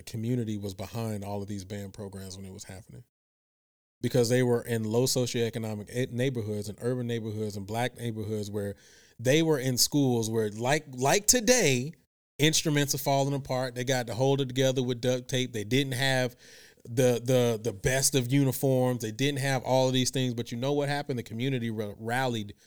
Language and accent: English; Houston, Texas, United States; also born or lived in Virginia; I'm a Texas boy, man. Born and raised in Texas, spent a couple of years in VA, but came back to Texas. H-Town all day